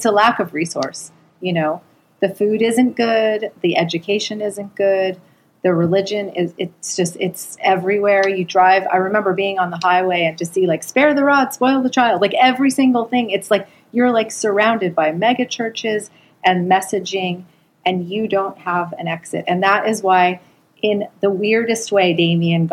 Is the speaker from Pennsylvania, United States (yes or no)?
no; Los Angeles, California, United States; I was a Reformed Jewish girl growing up in Los Angeles